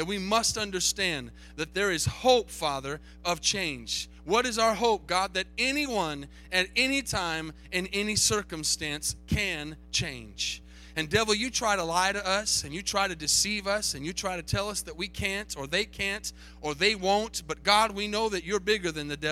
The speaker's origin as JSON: {"language": "English", "town": "Tucson", "region": "Arizona", "country": "United States", "tie": "born or raised there", "moved": "yes", "said": "I grew up in Tucson, Arizona"}